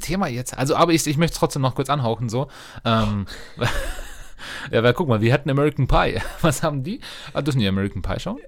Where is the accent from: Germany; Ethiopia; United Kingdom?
Germany; als Deutsche